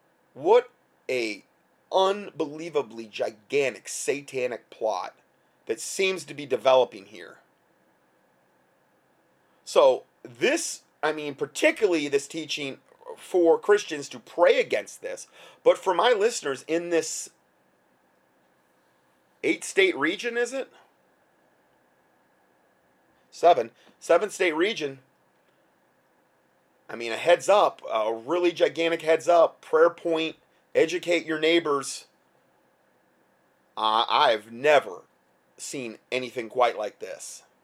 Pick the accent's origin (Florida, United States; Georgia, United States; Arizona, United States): Arizona, United States; Repetitively, in my home state of Arizona, we are hearing the MSM rhetoric